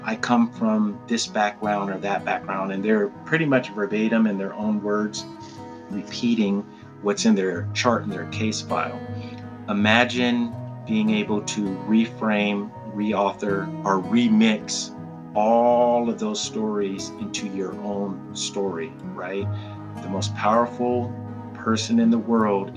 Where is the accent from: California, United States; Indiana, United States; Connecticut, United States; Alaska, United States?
California, United States; Pasadena; I was born and raised in Pasadena, California, also called the Crown City